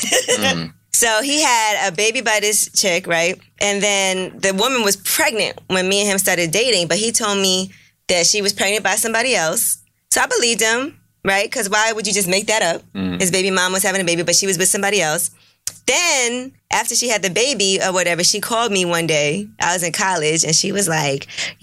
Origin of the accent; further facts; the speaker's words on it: New York City, New York, United States; me growing up in Brooklyn and Flatbush, I never really left my neighborhood when I was younger